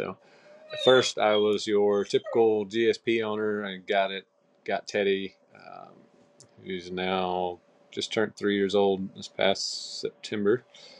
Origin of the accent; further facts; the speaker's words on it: Sanford, North Carolina, United States; I'm 29 years old. We're both from Sanford, North Carolina here, a little small town right in the central part of North Carolina. Grew up hunting, fishing.